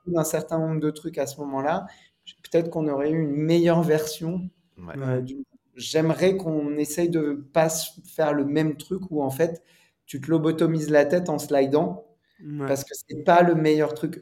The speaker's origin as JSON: {"language": "French", "region": "Normandy", "country": "France", "said": "je suis normand"}